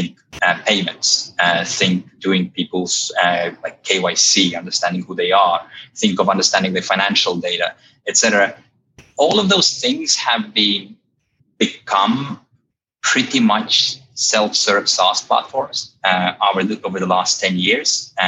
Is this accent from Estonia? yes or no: yes; Estonia; now in London, United Kingdom; You probably can't tell from my accent, but I'm actually an Estonian. I've been living here in London for well over a decade now and enjoying it so far.